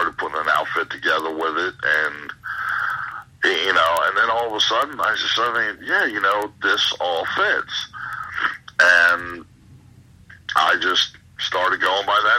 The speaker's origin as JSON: {"language": "English", "town": "Lansdale", "region": "Pennsylvania", "country": "United States", "tie": "born or raised there", "said": "my hometown of Lansdale, Pennsylvania"}